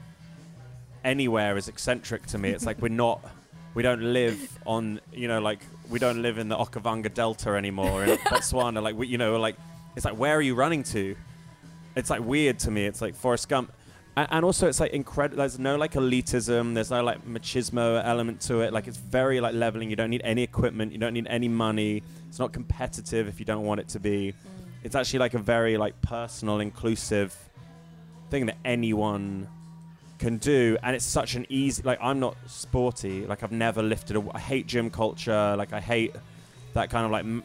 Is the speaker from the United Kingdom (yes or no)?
yes; New Forest, South East England, United Kingdom; we grew up in the New Forest